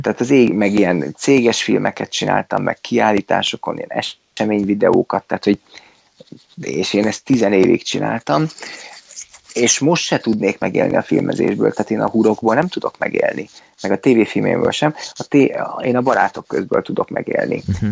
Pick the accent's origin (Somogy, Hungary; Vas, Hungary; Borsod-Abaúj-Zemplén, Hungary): Borsod-Abaúj-Zemplén, Hungary; Miskolc; nem is budapesti vagyok, hanem miskolci